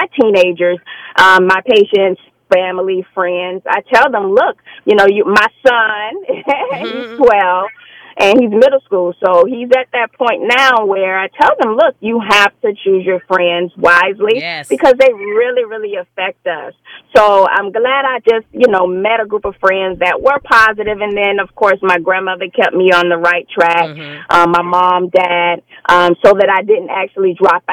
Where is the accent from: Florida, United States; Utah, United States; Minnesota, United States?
Florida, United States; Fort Lauderdale; I am from Fort Lauderdale, Florida